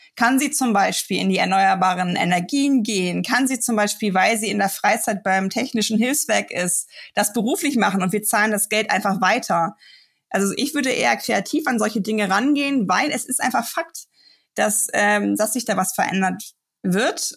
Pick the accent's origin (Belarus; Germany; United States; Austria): Germany; bei uns in Deutschland